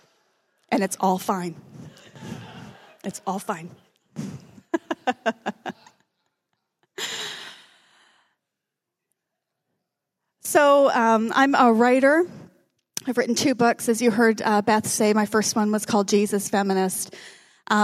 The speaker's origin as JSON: {"language": "English", "town": "Calgary", "region": "Alberta", "country": "Canada", "tie": "born or raised there", "also_born_or_lived": "Regina, Canada / Winnipeg, Canada"}